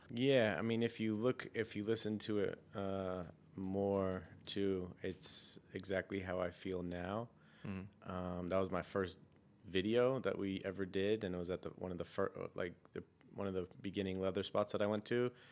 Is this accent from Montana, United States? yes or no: no; San Francisco, California, United States; I grew up in San Francisco